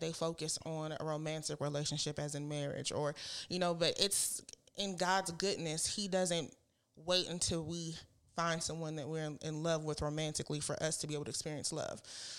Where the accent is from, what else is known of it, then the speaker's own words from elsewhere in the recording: Michigan, United States; I moved here from Michigan. I didn't know anybody. As soon as I graduated from college, came down here, didn't have, you know, any family, anybody.